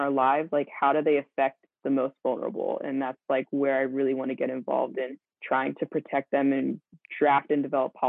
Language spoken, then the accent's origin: English; Central Maryland, United States; I grew up in Central Maryland